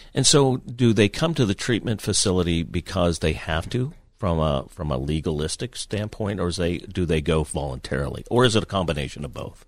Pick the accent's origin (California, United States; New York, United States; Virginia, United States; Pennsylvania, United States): Pennsylvania, United States; New Castle; my hometown of Newcastle